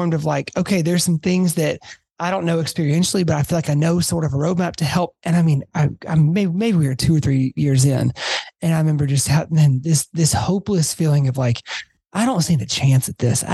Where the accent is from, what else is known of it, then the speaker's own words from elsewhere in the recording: Atlanta, Georgia, United States; I grew up in Atlanta